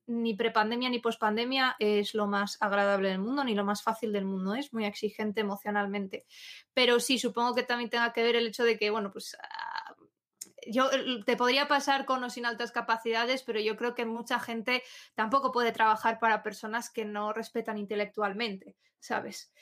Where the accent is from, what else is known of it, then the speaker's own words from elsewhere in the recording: Asturias, Spain; Asturias, yo soy asturiana